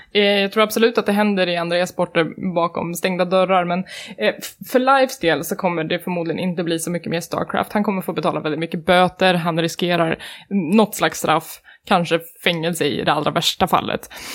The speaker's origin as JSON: {"language": "Swedish", "region": "Värmland", "country": "Sweden", "moved": "yes", "said": "jag kommer från Värmland"}